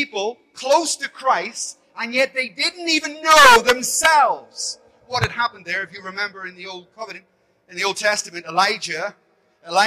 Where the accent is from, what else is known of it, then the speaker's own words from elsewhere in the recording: Belfast, Northern Ireland, United Kingdom; I grew up in Belfast with bombs and bullets